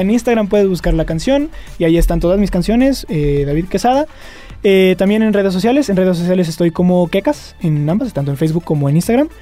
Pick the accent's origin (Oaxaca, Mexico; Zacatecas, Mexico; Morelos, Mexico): Zacatecas, Mexico; Fresnillo; moved away as an adult; now in Aguascalientes, Mexico; Soy de Fresnillo, Zacatecas.